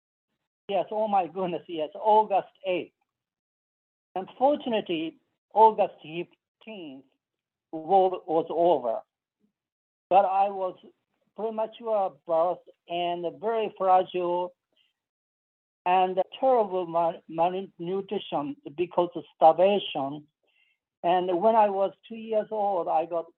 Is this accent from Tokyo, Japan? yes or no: no; Hiroshima, Japan; moved away as an adult; now in United States; I was born 1944, June 11th. And this is a Hiroshima prefecture